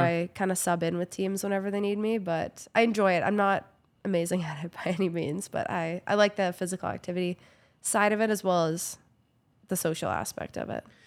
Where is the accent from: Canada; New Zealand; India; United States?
Canada; Kamloops, British Columbia; moved away as an adult; also born or lived in Vancouver / Prince George; now in Calgary, Canada; I grew up in Kamloops, B C